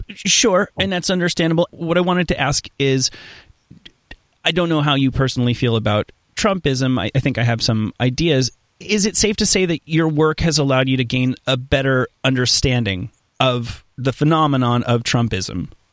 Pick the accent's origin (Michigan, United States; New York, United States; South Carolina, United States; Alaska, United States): New York, United States; I'm, I'm from New York.